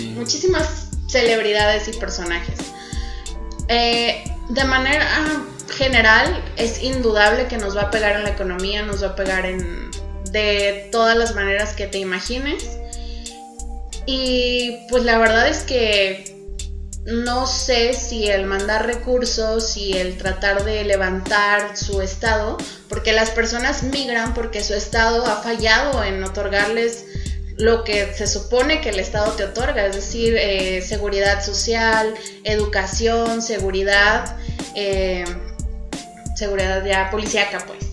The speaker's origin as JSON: {"language": "Spanish", "country": "Mexico", "said": "soy mexicana"}